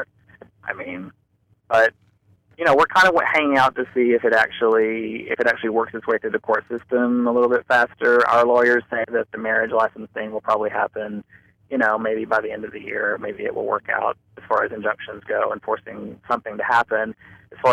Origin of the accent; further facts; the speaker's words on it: Kentucky, United States; also born or lived in Rowan County, Kentucky; I am from Kentucky.